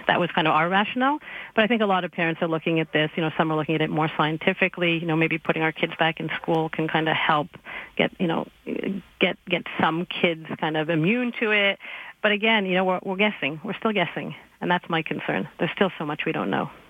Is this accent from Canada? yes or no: yes; Quebec, Canada; I'm from Quebec